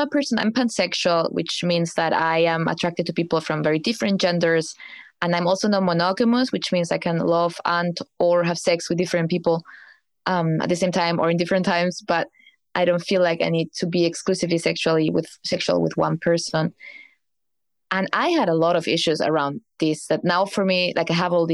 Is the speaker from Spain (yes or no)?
yes; Spain; moved away as an adult; now in Berlin, Germany; I came to Berlin escaping from Spain because I didn't feel well back there